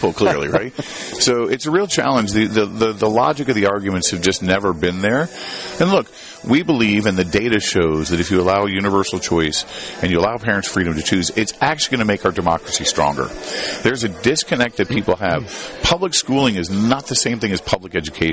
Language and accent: English; Indiana, United States; my home state of Indiana